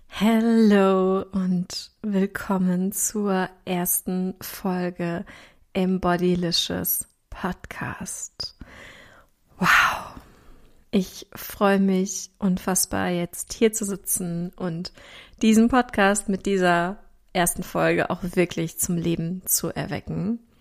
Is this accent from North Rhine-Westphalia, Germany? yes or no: yes; Ruhr area, North Rhine-Westphalia, Germany; accent: Ruhr dialect (Ruhrpott slang); ich komme aus dem Ruhrgebiet. Das heißt, du wirst auch zwischendurch an meiner Sprache merken